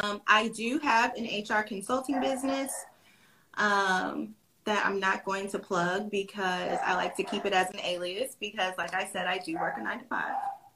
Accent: Georgia, United States; I'm a Southern Belle, and I was born and raised in Georgia.

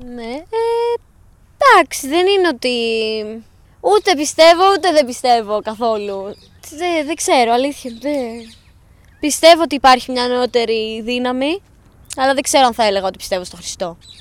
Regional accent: Larissa, Thessaly, Greece; Εγώ είμαι από Λάρισα

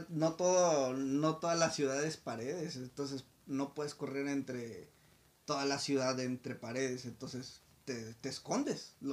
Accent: Mexico; la expectativa que como nosotros como mexicanos, güey.

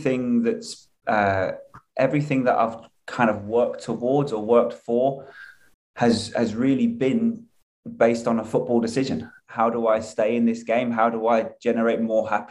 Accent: England, United Kingdom; moved away as an adult; now in United States; I moved from England at 23

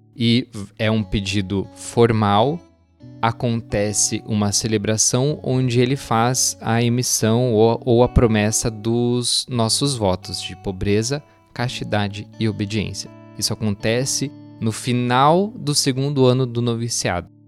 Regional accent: Doutor Camargo, Paraná, Brazil; moved away; Doutor Camargo, que é a minha cidade natal

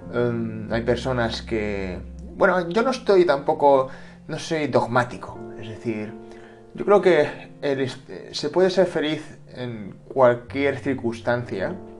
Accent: Spain

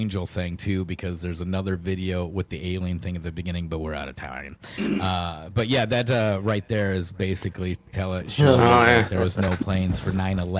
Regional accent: Northwest Iowa, United States; I'm from the Northwest.

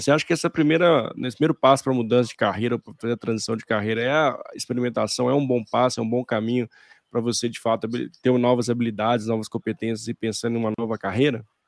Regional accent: Minas Gerais, Brazil; accent: mineiro; meu sotaque, você, eh, com certeza ele é mineiro.

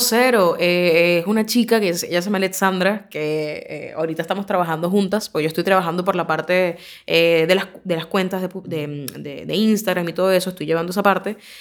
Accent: Caracas, Capital District, Venezuela; moved away as an adult; now in Argentina; este es Caracas. Eh, este es donde, de donde yo soy

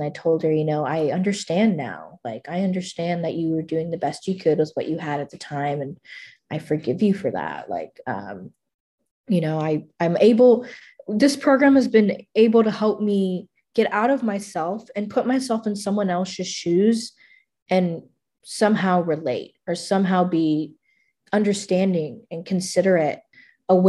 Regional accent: McAllen, Texas, United States; moved away as an adult; now in Kerrville, United States; I went back home to my hometown to make some amends. I made the trip from Kerrville back to McAllen to make amends.

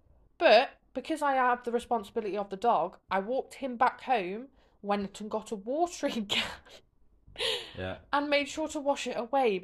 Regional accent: United Kingdom; We're very British.

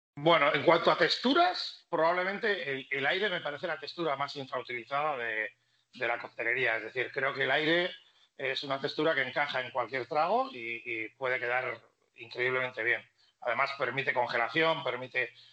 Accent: Basque Country, Spain; siendo vasco

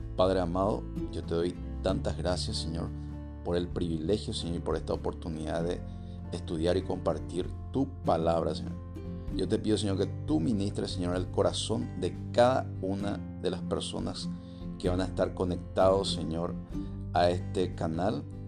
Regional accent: Paraguay; Yo, por ejemplo, soy paraguayo. Entonces mi identidad me permite, me permite tener la ciudadanía paraguaya

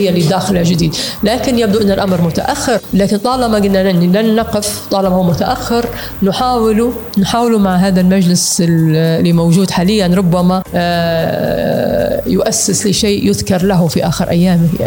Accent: Libya

